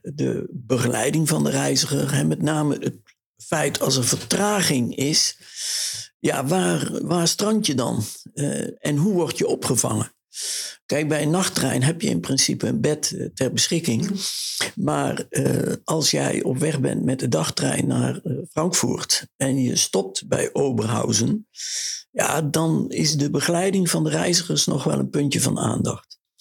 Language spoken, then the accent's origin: Dutch; Oss, North Brabant, Netherlands; moved away; also born or lived in The Hague / Brussels; mijn geboorteplaats Os